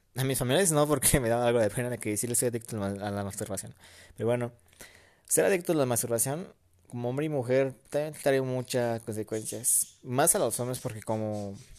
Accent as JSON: {"language": "Spanish", "country": "Mexico", "said": "México, en mi país mexicano aquí"}